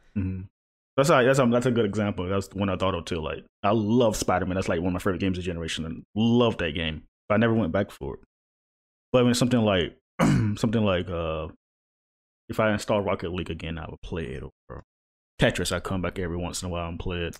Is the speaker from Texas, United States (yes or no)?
no; East Coast, near the Virginia–North Carolina border, United States; now in Charlotte, United States; I grew up in the East Coast, so it's like, I'm near water always